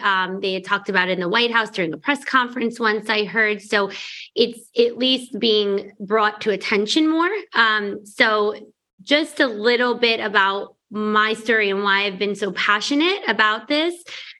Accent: New York, United States; also born or lived in Arizona; cause I'm from New York. So when I was in Arizona for medical school, I moved back to New York to start my practice.

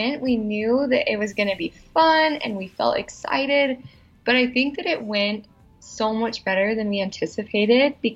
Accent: Salt Lake City, Utah, United States; So I'm from Utah. I grew up in Salt Lake.

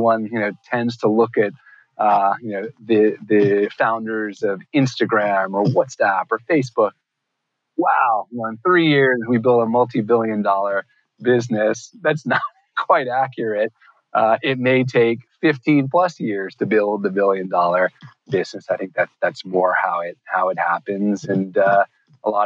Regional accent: New York City, New York, United States; growing up in New York City

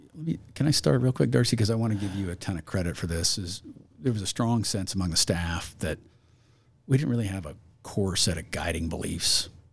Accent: Harrisonville, Missouri, United States; now in Idaho, United States; I grew up in Harrisonville, Missouri

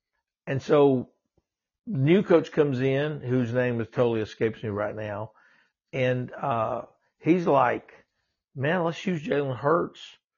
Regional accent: Louisiana, United States; moved away; I'm from Louisiana originally, and was always a huge Saints fan as a kid.

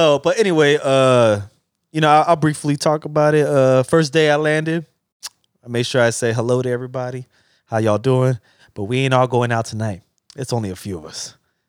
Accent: Chicago, Illinois, United States; moved away; I took my body out there to the good old Chi-Town. Back to my hometown.

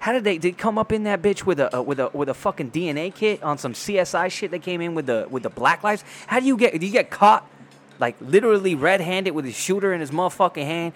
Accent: Poway, California, United States; now in Rancho Bernardo, United States; I'm from Poway. They had our rival in high school was called Rancho Bernardo

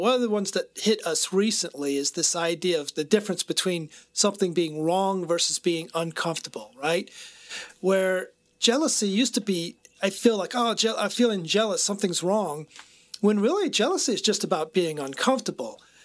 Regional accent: United States; I was raised in America as a male

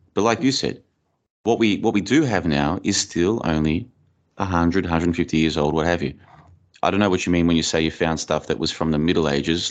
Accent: Australia; moved away as an adult; also born or lived in Bulgaria; now in Plovdiv, Bulgaria; I grew up in Australia, and I've been overseas now for over four years. I've been living in Bulgaria for about, uh, two and a half years

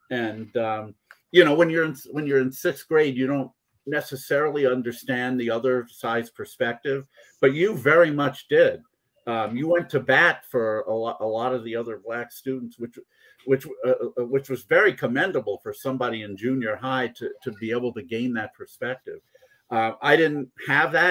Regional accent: Poughkeepsie, New York, United States; I had the same situation. I grew up in Poughkeepsie

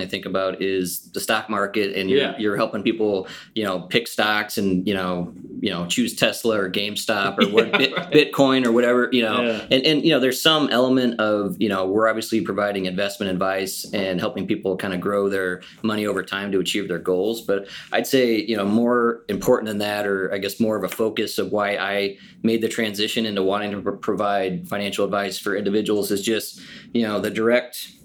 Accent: Omaha, Nebraska, United States; I'm born and raised in Omaha, so I've been here most of my life.

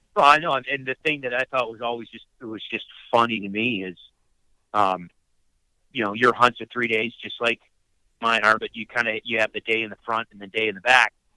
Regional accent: upstate New York, United States; I grew up in upstate New York

